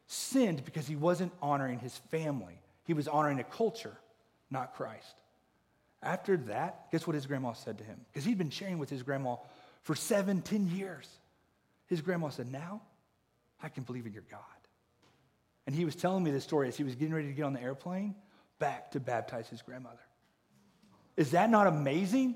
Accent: Oklahoma, United States; growing up in Oklahoma in the Bible Belt

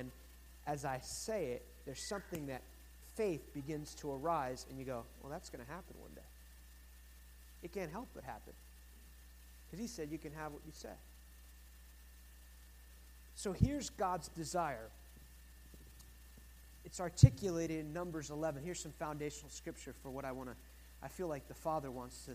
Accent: United States; I'm American

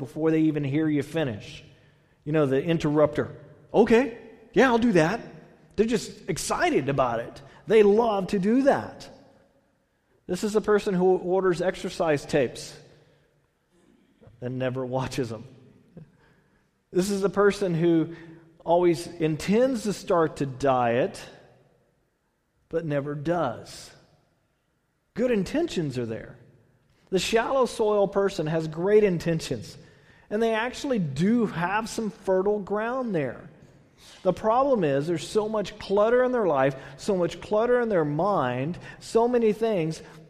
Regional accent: Texas, United States; now in California, United States; I'm from Texas.

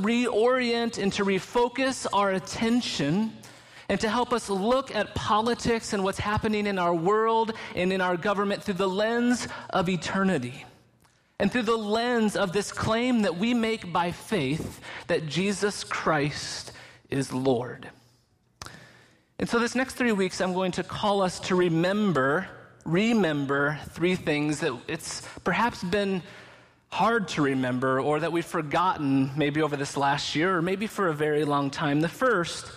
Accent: Lynchburg, Virginia, United States; also born or lived in Canada; I was born in May of 1979 in Lynchburg, Virginia, while my parents were both students at Liberty University.

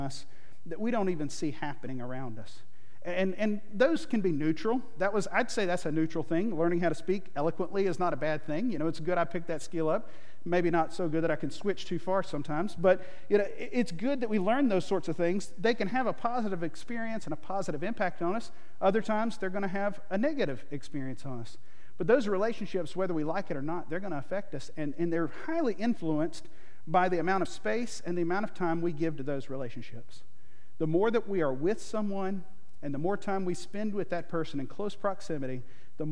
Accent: Monroe, North Carolina, United States; I grew up in North Carolina. And so Charlotte, if you're heading up I-77, right in the middle of the state. And I grew up in a little town called Monroe

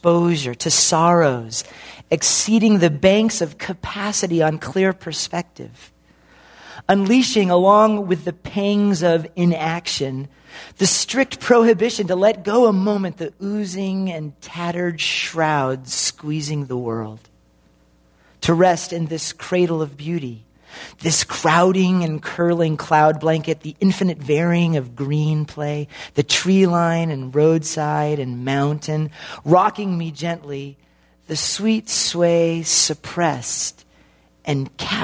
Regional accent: the Northwest, Pacific Northwest, United States; I'm from the Northwest

